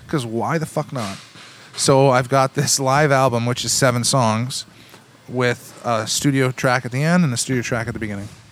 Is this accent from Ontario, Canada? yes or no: yes; Cambridge, Ontario, Canada; also born or lived in Kitchener, Ontario; I grew up in the in the Tri Cities. I, I consider myself a child of the Tri Cities because I grew up in Cambridge. Uh, North Cambridge to be specific